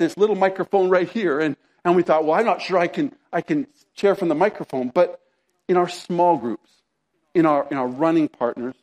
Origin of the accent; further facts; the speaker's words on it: Canada; I'm a Canadian